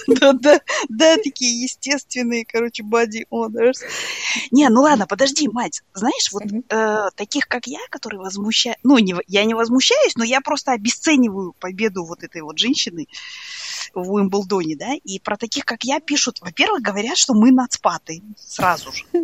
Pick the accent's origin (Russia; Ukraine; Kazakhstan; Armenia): Kazakhstan; East Kazakhstan Region